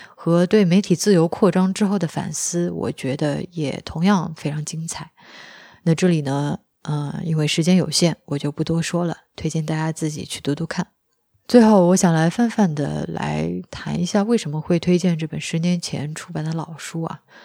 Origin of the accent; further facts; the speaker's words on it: China; 我们中国人